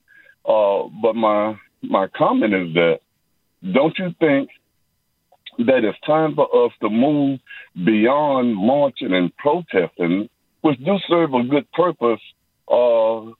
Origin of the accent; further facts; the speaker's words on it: Mississippi, United States; now in Oakland, United States; I'm from Mississippi